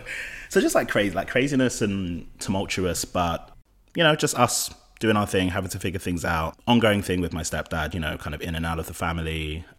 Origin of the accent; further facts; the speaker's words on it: London, United Kingdom; I'm of Nigerian heritage, from West London. I grew up in West London